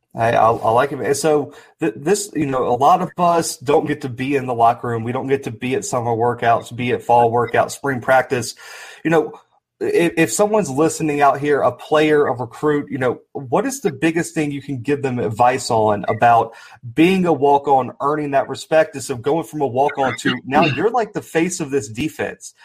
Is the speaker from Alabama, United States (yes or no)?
yes; Mobile, Alabama, United States; I'm from Alabama as well. I'm down from Mobile.